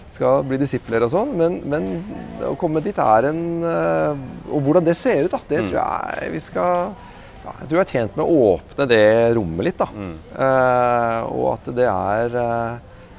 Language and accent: Norwegian; Oslo, Norway; oppvokst i Oslo